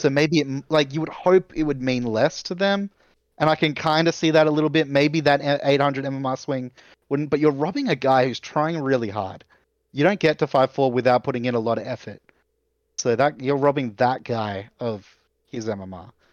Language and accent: English; Australia; as an Australian